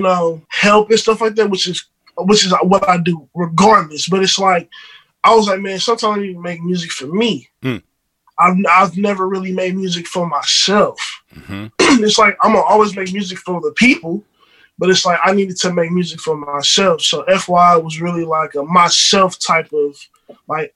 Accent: St. Louis, Missouri, United States; I'm born and raised in St. Louis

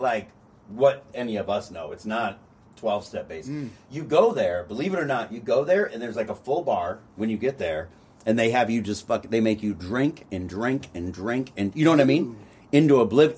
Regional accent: Covina, California, United States; we're both from Covina, but it's different high schools

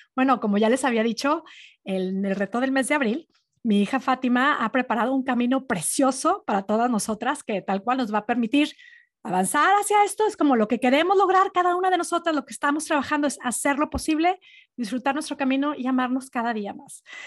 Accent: Monterrey, Nuevo León, Mexico; born or raised there; moved away

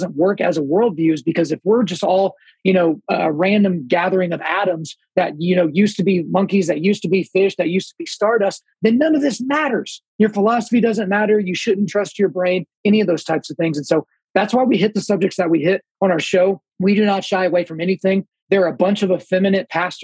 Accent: Oklahoma, United States; I was born in Oklahoma

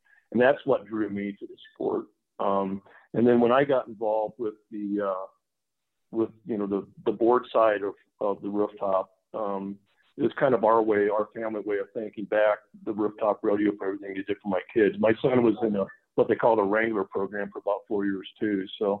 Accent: Iowa, United States; moved away as an adult; now in Colorado, United States; I grew up in Iowa. And I know all about mosquitoes and humidity and 100 degree heat and 95% humidity and all that. And then I remember the first night we moved out here in 95

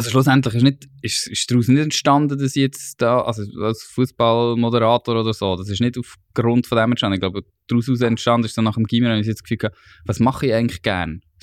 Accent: Basel, Basel-Stadt, Switzerland; accent: Basel German; Eigentlich bin ich ja Basler.

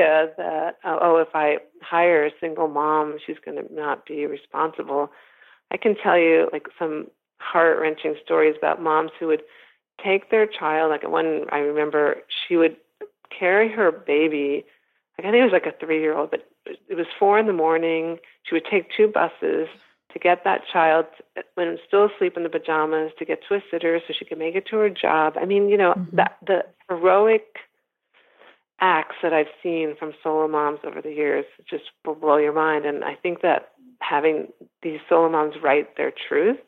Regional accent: United States; also born or lived in Sweden; I was born in Sweden, raised in America

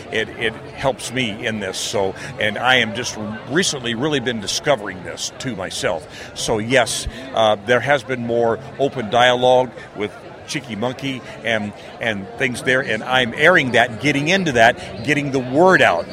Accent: near Philadelphia, Pennsylvania, United States; now in Alaska, United States; I grew up in the Northeast near Philadelphia

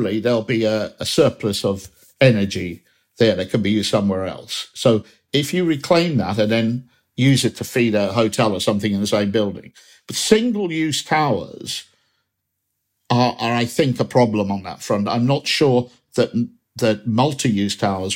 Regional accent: Manchester, North West England, United Kingdom; I'm one speaker as a Mancunian

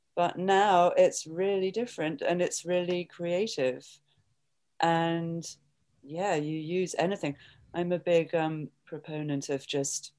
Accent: England, United Kingdom; moved away as an adult; also born or lived in London; now in New York, United States; I'm from England

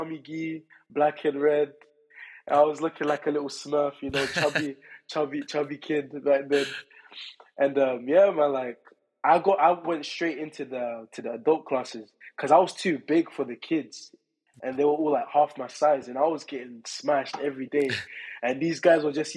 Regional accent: London, United Kingdom; as a Londoner

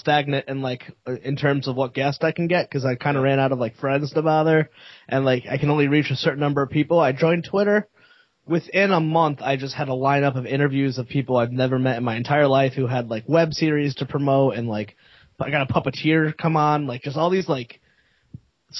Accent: United States; I'm an American

